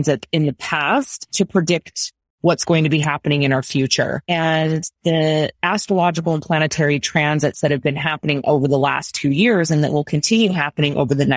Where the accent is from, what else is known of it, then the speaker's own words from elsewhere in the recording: United States; I'm American